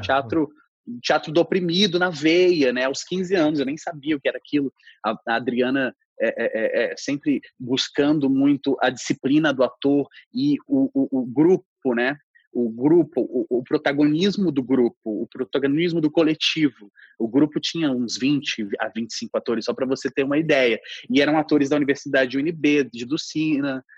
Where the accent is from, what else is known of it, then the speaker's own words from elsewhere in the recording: Brasília, Federal District, Brazil; moved away as an adult; also born or lived in Rio de Janeiro; eu tinha deixado Brasília, né, minha cidade de origem, eh, minha cidade, minha cidade onde eu nasci, para ir para o Rio de Janeiro